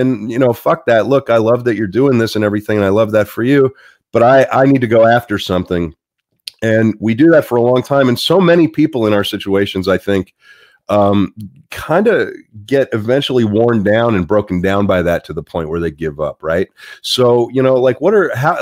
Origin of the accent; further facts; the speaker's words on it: Pittsburgh, Pennsylvania, United States; I'm from Pittsburgh